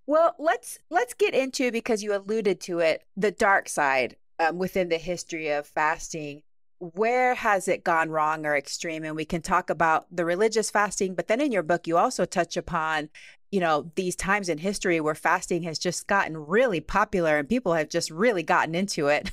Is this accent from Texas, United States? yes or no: yes; Huntsville, Texas, United States; now in Washington State, United States; I grew up in Huntsville, Texas